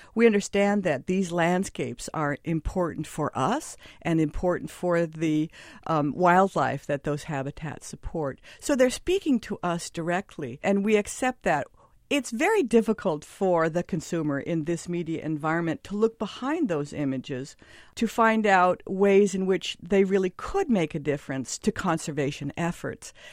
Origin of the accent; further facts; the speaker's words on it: Southern California, United States; now in New York, United States; I come from Southern California, where the water was kind of recycled, and I felt like I was drinking chlorine a lot